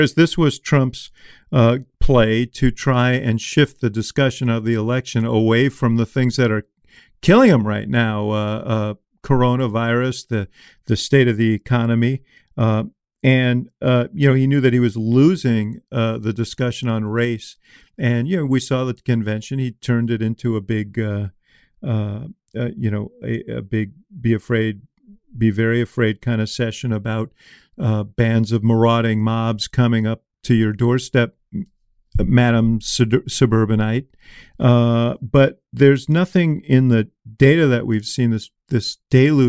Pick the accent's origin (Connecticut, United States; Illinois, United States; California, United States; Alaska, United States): Illinois, United States; Chicago; I come from Chicago